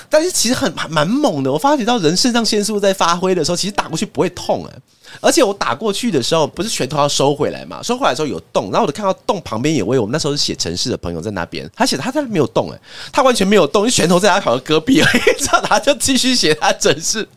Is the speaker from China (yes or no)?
no; Taiwan; 因为我们是台湾人